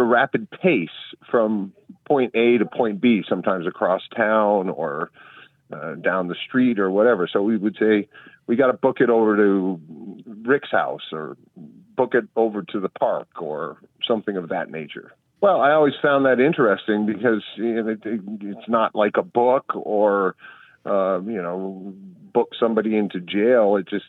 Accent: central Vermont, United States; when I was growing up in Vermont, central Vermont, we had a term we would say, book it, which meant to move at a rapid pace from point A to point B, sometimes across town or down the street or whatever.

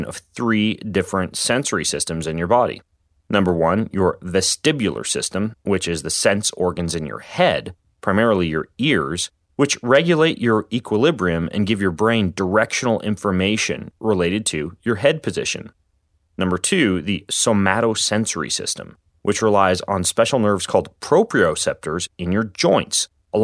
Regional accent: Spokane, Washington, United States; the local ice rink here in my hometown of Spokane, Washington.

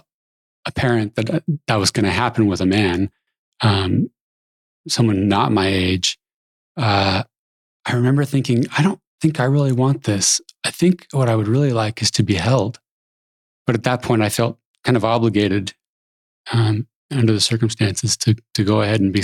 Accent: San Jose, California, United States; I grew up in San Jose, California, which I think is paradise

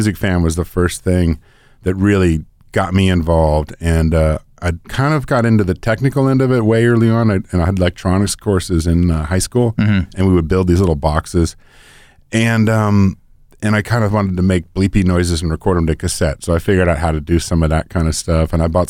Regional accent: Oakland, California, United States; also born or lived in Berkeley / Nevada City; now in Portland, United States; And I was born in Berkeley, raised in Oakland, and then also raised in Nevada City, that area.

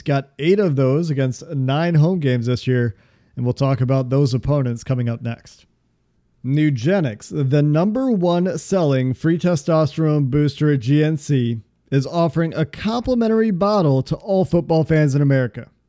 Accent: outside of Chicago, Illinois, United States; I was born outside of Chicago, spent a lot of time outside of Chicago for, for school

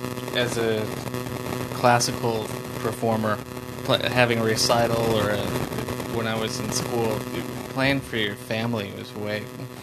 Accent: Ann Arbor, Michigan, United States; I'm from Ann Arbor.

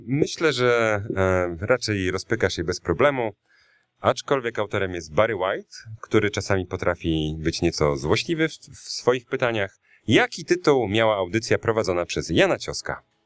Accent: Białystok, Podlaskie Voivodeship, Poland; moved away as an adult; also born or lived in Ełk; jak najbardziej pochodzę z Białego Stoku, mimo że urodziłem się w Ełku. E, s- tam mieszkałem przez dziewiętnaście lat swojego życia, więc nie da się wyprzeć tego, tej podlaskości ze mnie

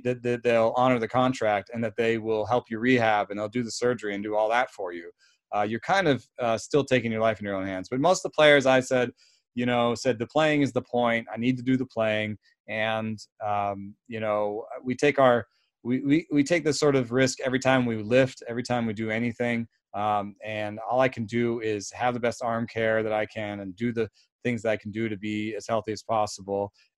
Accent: Germany; also born or lived in Jamaica; now in United States; my story is that I was born in Jamaica to German parents, lived in Germany, and came to America.

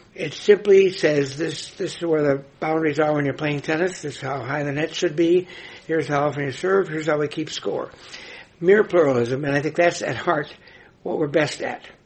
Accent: Nebraska, United States; my home state of Nebraska

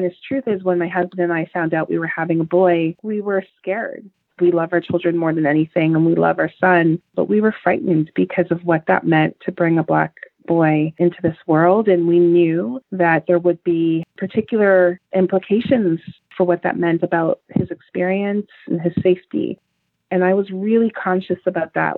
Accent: Toronto, Ontario, Canada; I grew up in Jane and Finch, which in Toronto

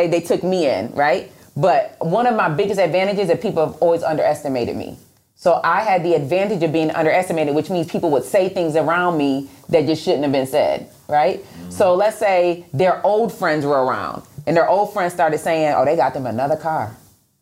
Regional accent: Rochester, New York, United States; I'm from Rochester, New York, so it's a lot of snow. Mm-hmm. And when I was 10, I put together a team. I had a snow shoveling business

